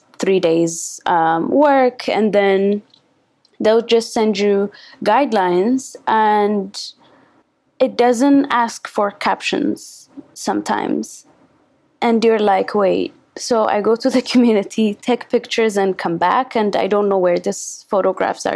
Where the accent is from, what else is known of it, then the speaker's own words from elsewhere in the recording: Addis Ababa, Ethiopia; I am from Addis, the capital city